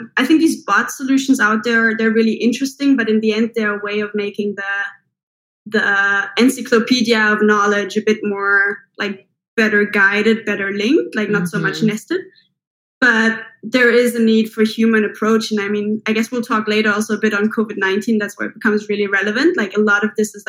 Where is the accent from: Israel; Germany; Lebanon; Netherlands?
Germany; moved away as an adult; also born or lived in Switzerland / Spain / United Kingdom; now in New York City, United States; So I'm originally from Germany. I'm half German, half Swiss, actually